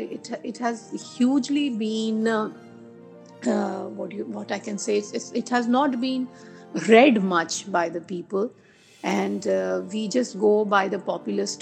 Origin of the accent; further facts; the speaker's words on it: India; moved away as an adult; also born or lived in London / Tokyo / Singapore; being Indian